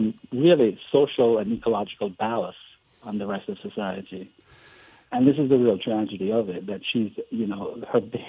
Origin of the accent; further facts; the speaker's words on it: Jamaica; now in United States; I'm from Jamaica